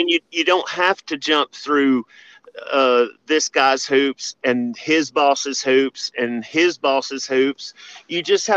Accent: Memphis, Tennessee, United States; Growing up in Memphis, wrestling

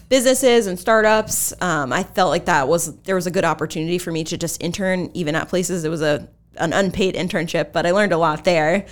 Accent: Exeter-West Greenwich, Rhode Island, United States; I actually went to Exeter, West Greenwich.

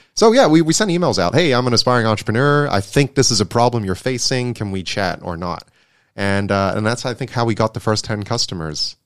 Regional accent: Hong Kong; also born or lived in Netherlands; I was born and raised in Hong Kong, and, uh, born and bred here

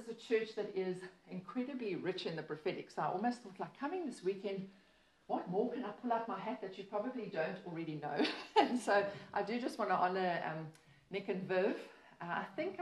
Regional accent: Port Elizabeth, Eastern Cape, South Africa; I have been born and bred in Port Elizabeth

